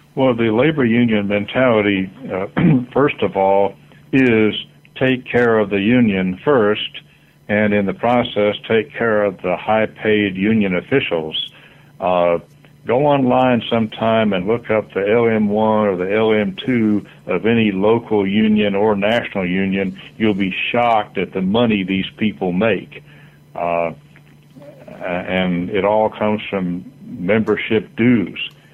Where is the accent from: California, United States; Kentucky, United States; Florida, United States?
Florida, United States; my home state, Florida, where I was born.